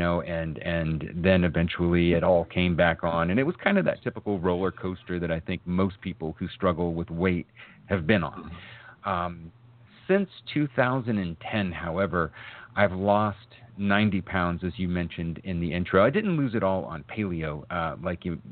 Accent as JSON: {"language": "English", "region": "Arizona", "country": "United States", "tie": "born or raised there", "also_born_or_lived": "Massachusetts", "said": "I was born in Massachusetts. We moved out to the desert in Arizona when I was about 2.5, 3 years old"}